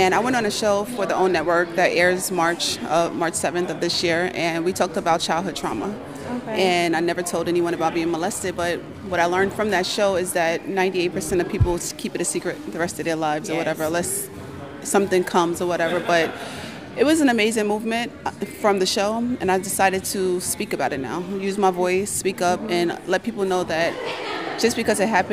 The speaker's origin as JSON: {"language": "English", "region": "New York", "country": "United States", "also_born_or_lived": "Kansas City, Missouri", "moved": "as an adult", "said": "I'm from New York. I'm the youngest of eight children. All of my sisters and brothers were pretty much older and out the house"}